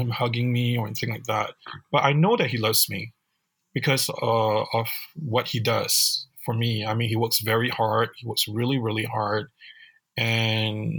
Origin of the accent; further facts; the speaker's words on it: Singapore; now in United States; growing up in Singapore.